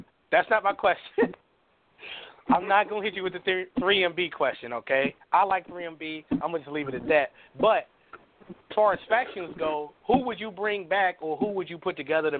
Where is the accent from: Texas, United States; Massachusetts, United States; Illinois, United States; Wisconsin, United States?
Illinois, United States; Chicago; I'm from the south side of Chicago